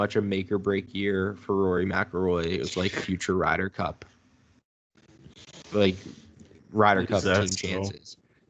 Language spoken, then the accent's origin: English; Dallas, Texas, United States; hometown. I'm from Dallas.